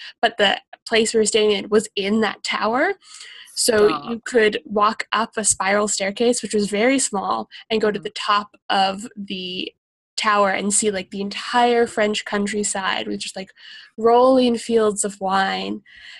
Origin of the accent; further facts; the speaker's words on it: Australia; I love lighthouses. I'm from Australia.